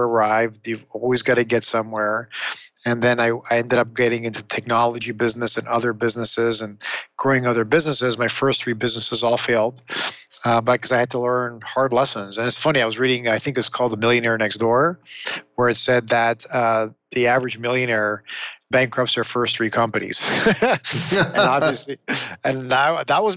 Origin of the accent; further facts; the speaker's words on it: Toronto, Ontario, Canada; I grew up in Toronto, Canada.